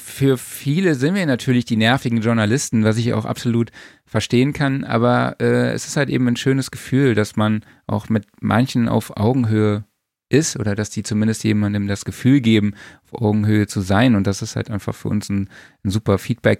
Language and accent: German; Saarland, Germany; ich komme aus dem Saarland